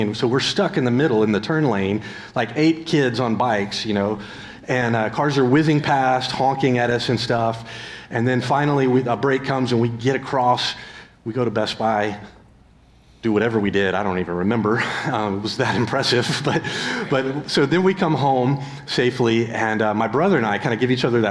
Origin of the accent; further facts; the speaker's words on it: Tyler, Texas, United States; I grew up in East Texas in Tyler.